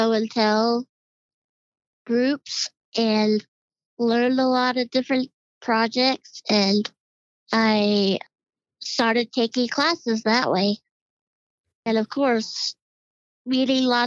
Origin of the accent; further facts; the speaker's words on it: Colorado, United States; also born or lived in Ord, Nebraska; I was born in Ord, Nebraska, in a little tiny town, and grew up there every summer, and then we moved to Colorado. We had family here in Colorado, and then we've been here since 1984